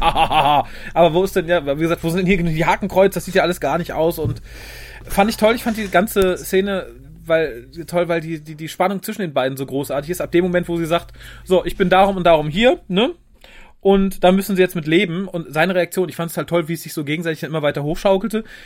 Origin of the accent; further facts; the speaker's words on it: Germany; wir so als deutsches Volk